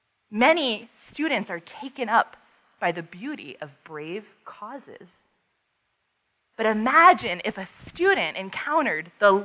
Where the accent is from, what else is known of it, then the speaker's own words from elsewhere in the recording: Paris, Île-de-France, France; also born or lived in Amsterdam / Vienna; I was growing up in Europe at the time. My parents raised us overseas. I am not a military brat, and I'm not a missionary kid.